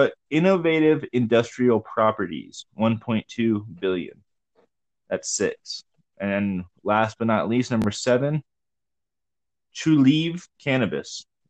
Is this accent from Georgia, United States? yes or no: yes; Georgia, United States; moved away; I grew up in Georgia